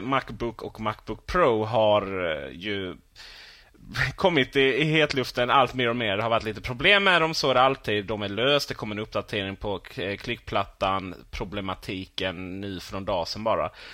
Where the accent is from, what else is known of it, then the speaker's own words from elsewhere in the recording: Sweden; vi svenskar